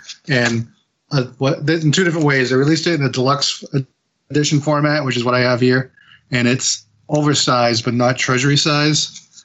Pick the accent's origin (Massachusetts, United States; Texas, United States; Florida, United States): Massachusetts, United States; Fitchburg; I'm from Fitchburg. I work at That's Entertainment.